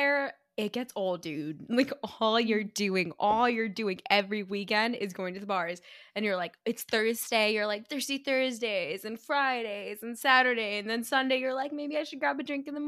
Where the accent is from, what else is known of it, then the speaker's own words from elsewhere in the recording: the Bay Area, California, United States; moved away as an adult; also born or lived in Iowa; I grew up in the Bay.